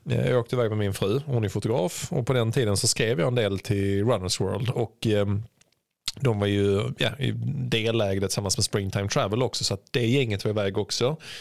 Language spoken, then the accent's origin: Swedish; Sweden; vi svenskar